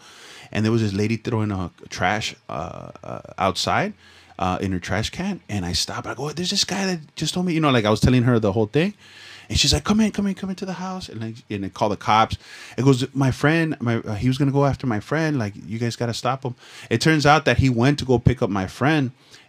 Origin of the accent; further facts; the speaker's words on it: Los Angeles, California, United States; Dude, growing up in Echo Park, you know how many fucking old men try to fucking hit me up?